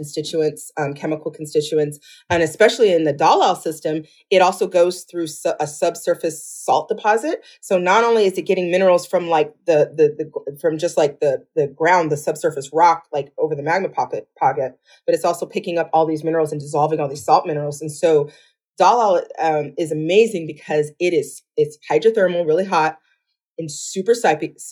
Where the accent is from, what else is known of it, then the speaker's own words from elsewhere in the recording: Rockford, Illinois, United States; I grew up in a town called Rockford, Illinois, which is just west of Chicago, about 90 miles